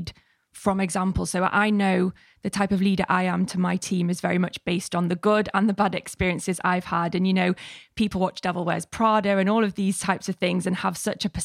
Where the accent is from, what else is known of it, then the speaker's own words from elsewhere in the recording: Manchester, North West England, United Kingdom; we're both from Manchester